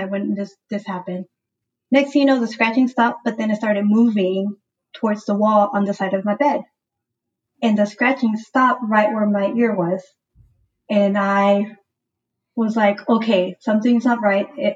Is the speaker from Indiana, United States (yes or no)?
no; Houston, Texas, United States; Born and raised in Houston, Texas, but of course my family is from Mexico, San Luis Potosí.